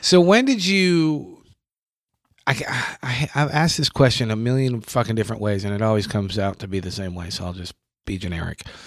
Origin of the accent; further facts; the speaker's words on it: New York, United States; moved away as an adult; now in Kentucky, United States; I'm from New York